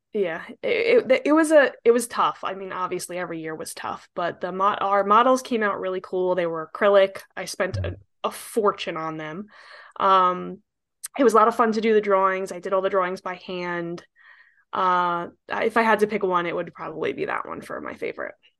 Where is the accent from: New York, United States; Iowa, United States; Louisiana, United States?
New York, United States; I'm an architect, born and raised in New York